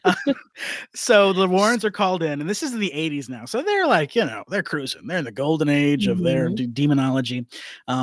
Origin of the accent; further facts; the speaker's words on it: Southington, Connecticut, United States; where I grew up in Southington, Connecticut